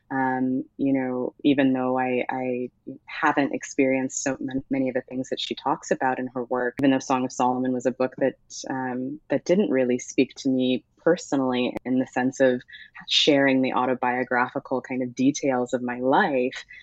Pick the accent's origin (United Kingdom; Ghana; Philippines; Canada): Ghana; also born or lived in United States; I am Ghanaian, um, but often felt as though I wasn't Ghanaian enough for Ghanaians. Um, I am uh, American